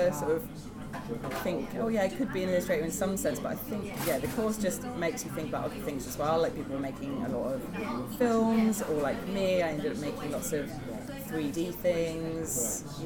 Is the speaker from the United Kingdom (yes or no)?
yes; Lincolnshire, East Midlands, United Kingdom; I grew up in Lincolnshire